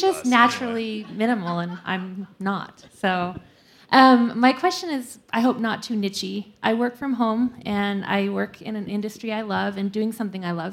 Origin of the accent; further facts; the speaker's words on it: Salt Lake City, Utah, United States; I'm from Salt Lake also